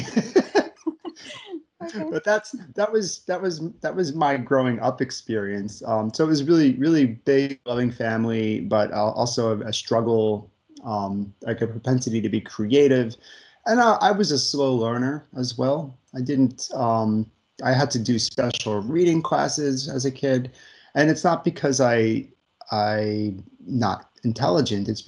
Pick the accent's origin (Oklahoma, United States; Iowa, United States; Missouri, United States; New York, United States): New York, United States; Long Island; um, I grew up in New York, on Long Island, New York. I'm the fourth child out of 12 in my family.